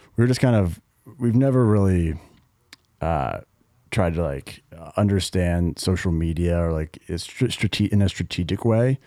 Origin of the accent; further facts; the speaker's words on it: Greenwich, Connecticut, United States; we're from Connecticut, town called Greenwich, Connecticut